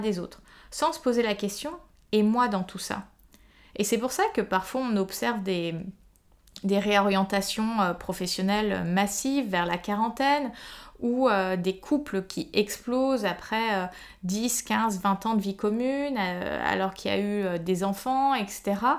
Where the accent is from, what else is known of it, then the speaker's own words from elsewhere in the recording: Paris, Île-de-France, France; je suis une Parisienne euh, de 34 ans